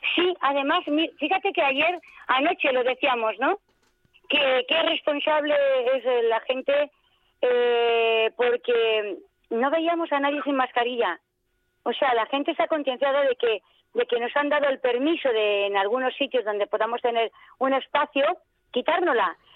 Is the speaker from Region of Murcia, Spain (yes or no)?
no; Extremadura, Spain; now in Valencia, Spain; yo soy extremeña